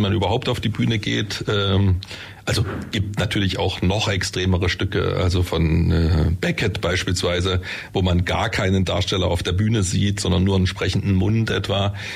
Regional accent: Germany; bei uns in Deutschland

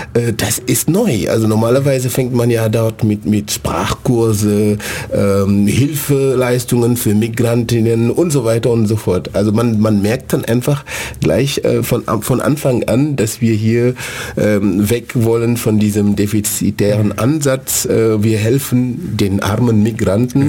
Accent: Senegal; German is a second language; moved away as an adult; also born or lived in Germany; now in Ulm, Germany; ich komme aus dem, aus dem Senegal. Ich bin seit ähm, 19 Jahren hier in, in Deutschland

